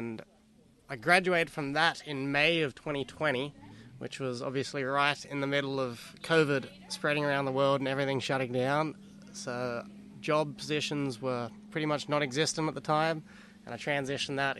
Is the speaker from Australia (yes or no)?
yes; Australia; accent: Australian; now in United States; I'm Australian